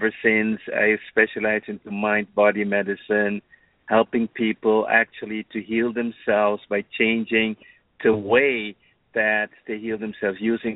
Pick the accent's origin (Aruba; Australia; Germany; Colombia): Aruba; moved away as an adult; also born or lived in Netherlands; now in United States; I was born and raised in the Caribbean and from an island now quite infamous, Aruba